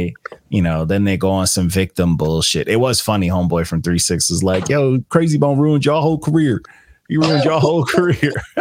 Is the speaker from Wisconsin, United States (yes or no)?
no; Long Island, New York, United States; I'm from Long Island.